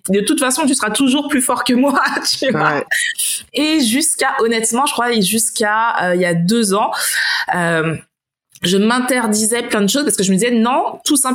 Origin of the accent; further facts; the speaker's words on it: Martinique, France; peut-être parce que je viens de la Martinique, ouais.